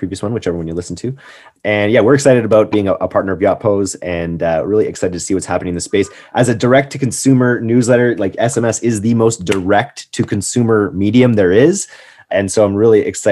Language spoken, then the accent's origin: English; Canada; I'm Canadian